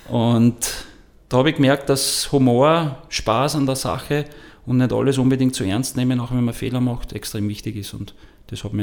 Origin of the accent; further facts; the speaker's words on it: Wels, Upper Austria, Austria; born there; ich bin geboren in Wels, habe begonnen bei Eintracht Wels als Torwart